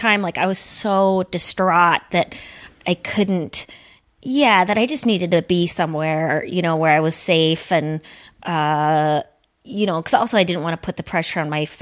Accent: Duluth, Minnesota, United States; my hometown, which Duluth is kind of progressive

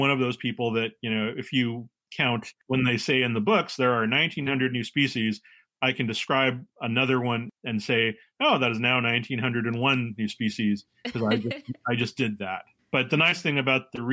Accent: San Francisco, California, United States; moved away as an adult; also born or lived in Humboldt State University, California; now in Washington, D.C., United States; I am originally from California. I am a San Francisco native. I'm Chinese American, and I grew up there

